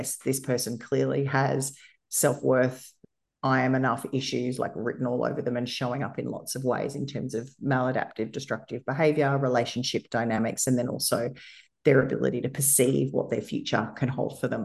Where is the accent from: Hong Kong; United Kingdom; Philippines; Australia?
Australia; I'm white, I'm female, and I was born in Australia